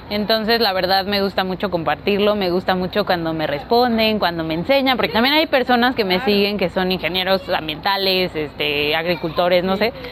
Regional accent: Mexico City, Mexico

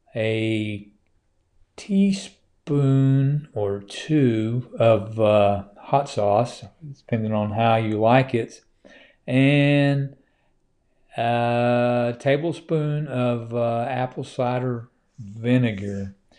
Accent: Oklahoma, United States; now in Georgia, United States; it's my home state

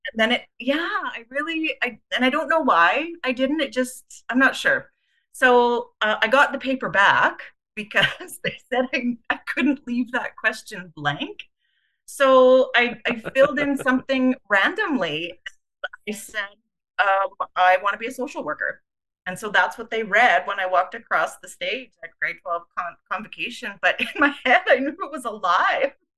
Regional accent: Winnipeg, Manitoba, Canada; also born or lived in Calgary; I was uh, born and raised in Winnipeg

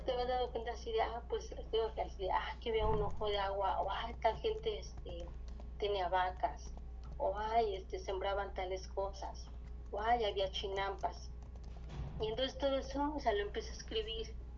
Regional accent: Mexico City, Mexico

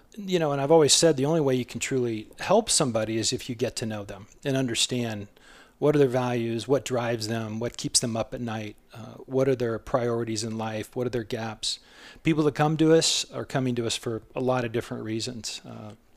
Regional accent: southwest Iowa, United States; moved away as an adult; also born or lived in Florida; now in Chandler, United States; I'm from a small rural town, uh, southwest Iowa

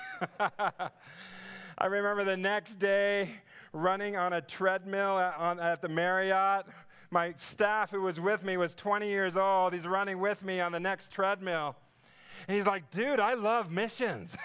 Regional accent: Southern California, United States; I come from Southern California

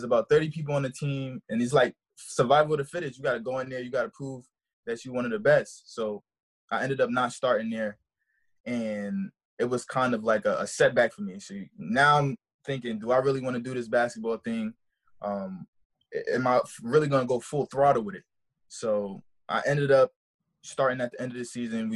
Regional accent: New York City, New York, United States; moved away as an adult; also born or lived in Brooklyn, New York; I was born in Brooklyn, New York. Raised, you know, my whole life in the Bronx, the south side of the Bronx of New York.

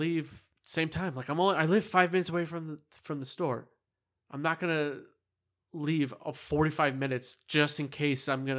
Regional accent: Chicago, Illinois, United States; It's like, and it's like, see, I'm from Chicago.

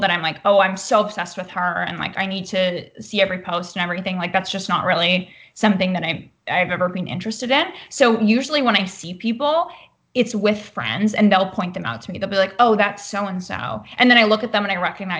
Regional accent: Canada; also born or lived in Vancouver; now in Los Angeles, United States; I'm Canadian

